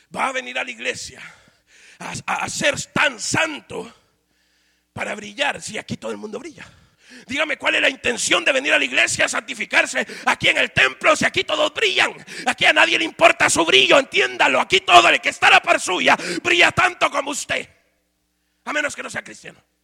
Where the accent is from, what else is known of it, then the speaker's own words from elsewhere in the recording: Guatemala; moved away; En mi país se ha vuelto una moda ser cristiano